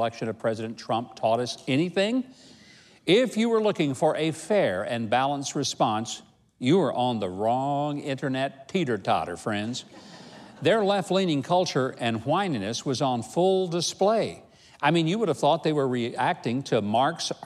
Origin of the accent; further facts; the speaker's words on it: Arkansas, United States; in the words of a familiar cheer I grew up with in Arkansas, woo pig suey